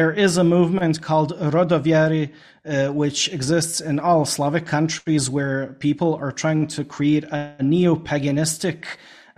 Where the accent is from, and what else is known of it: Bosnia & Herzegovina